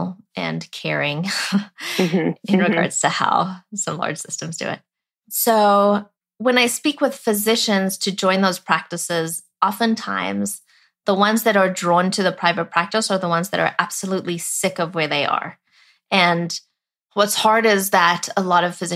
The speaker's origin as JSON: {"language": "English", "country": "South Africa", "tie": "born or raised there", "moved": "yes", "said": "I was born and raised in South Africa"}